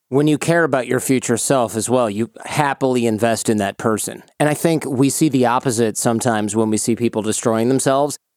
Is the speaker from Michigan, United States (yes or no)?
yes; Michigan, United States; I grew up in Michigan